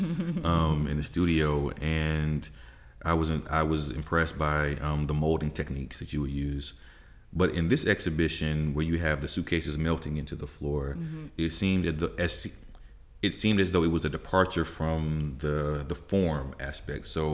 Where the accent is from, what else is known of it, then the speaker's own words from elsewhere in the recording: United States; as an American citizen